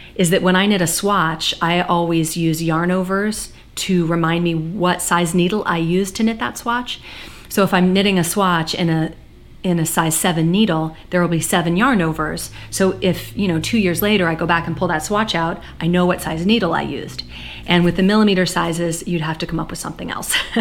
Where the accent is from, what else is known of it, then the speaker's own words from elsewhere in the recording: United States; I'm an American